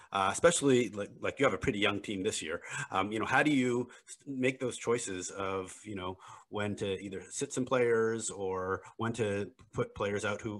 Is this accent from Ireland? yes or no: no; Montreal, Quebec, Canada; now in Bay Area, United States; I'm originally from Montreal